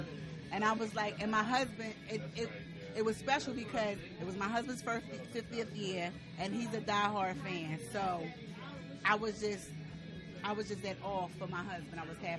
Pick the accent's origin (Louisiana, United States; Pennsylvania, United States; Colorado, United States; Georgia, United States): Pennsylvania, United States; Philadelphia; I'm from Philly, South Philly.